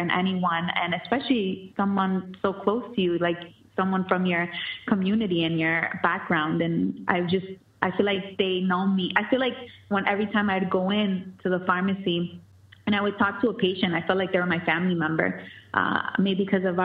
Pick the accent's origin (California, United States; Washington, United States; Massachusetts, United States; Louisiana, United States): Massachusetts, United States; Lawrence; my hometown, and I was grateful to be a part of that, Lawrence, Massachusetts, the 978